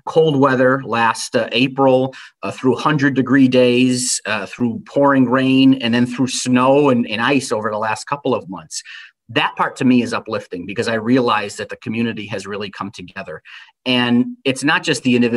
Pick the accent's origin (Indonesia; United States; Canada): United States; Connecticut; I'm from Connecticut. I've lived here my whole life